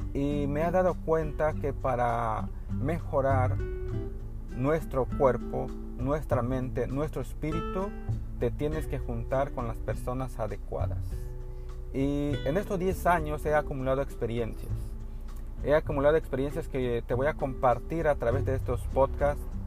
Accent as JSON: {"language": "Spanish", "region": "northern Chiapas", "country": "Mexico", "also_born_or_lived": "Tuxtla Gutiérrez, Mexico", "moved": "as an adult", "lives_now": "Cancún, Mexico", "said": "Yo vengo de la zona norte de Chiapas, en una comunidad enclavada en, en la selva norte"}